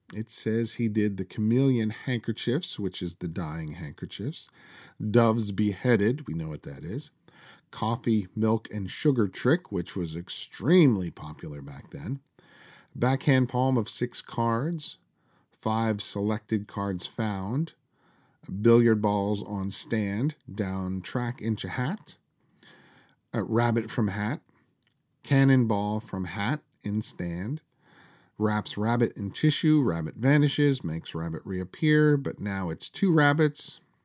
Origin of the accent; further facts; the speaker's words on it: Washington, District of Columbia, United States; I am from Washington, D.C.